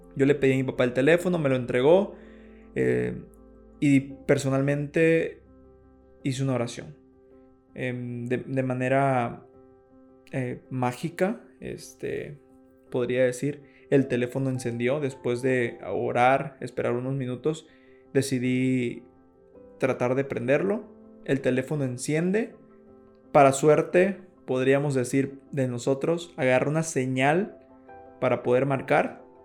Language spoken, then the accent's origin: Spanish; Balancán, Tabasco, Mexico; Nosotros somos de Balancán